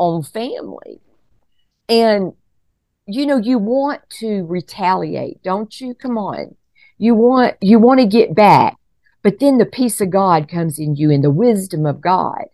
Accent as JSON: {"language": "English", "region": "Colorado", "country": "United States", "said": "here we are from Colorado"}